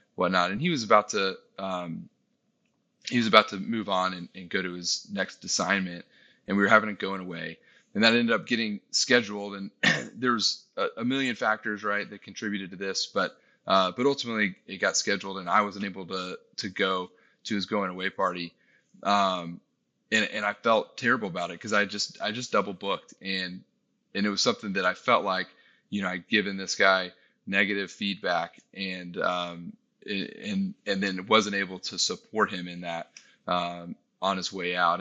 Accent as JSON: {"language": "English", "region": "Texas", "country": "United States", "tie": "born or raised there", "moved": "as an adult", "said": "we were able to move back to my hometown in, in Texas"}